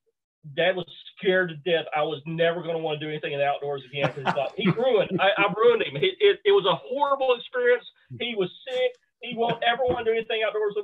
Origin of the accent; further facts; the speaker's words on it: Bootheel, Missouri, United States; I grew up in the Boot Hill, Missouri